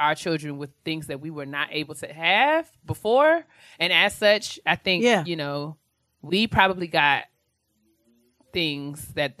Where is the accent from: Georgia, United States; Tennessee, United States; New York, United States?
New York, United States; we were raised in New York